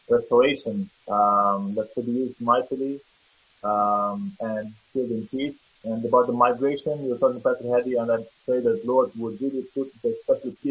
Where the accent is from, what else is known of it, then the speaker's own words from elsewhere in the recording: Lebanon; moved away as an adult; now in Canada; I was born and raised in Lebanon for 35 years, and since two years ago I came to Canada.